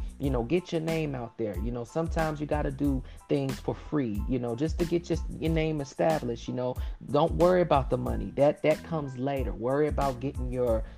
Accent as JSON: {"language": "English", "town": "Miami", "region": "Florida", "country": "United States", "tie": "born or raised there", "said": "I'm born and raised in Miami, Florida"}